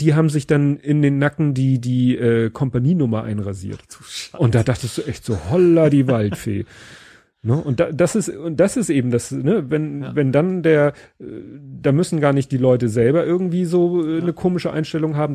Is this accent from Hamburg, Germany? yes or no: yes; Hamburg, Germany; zu meiner Kindheit in Hamburg